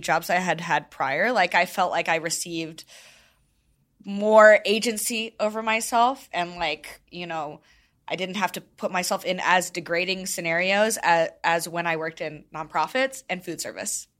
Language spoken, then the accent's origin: English; St. Louis, Missouri, United States; moved away as an adult; also born or lived in Arkansas; I grew up in Saint Louis, went to college in Arkansas.